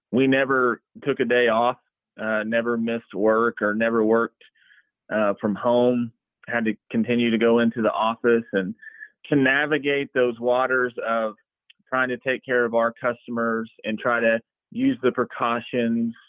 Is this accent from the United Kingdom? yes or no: no; Tuttle, Oklahoma, United States; growing up in Tuttle, man, I couldn't ask for a better town to grow up